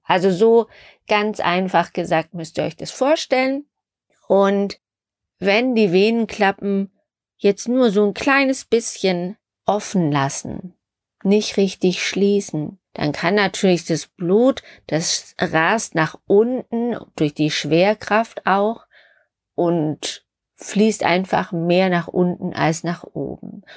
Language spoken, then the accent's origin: German; Stuttgart, Baden-Württemberg, Germany; in Schwaben, Stuttgart, wo ich herkomme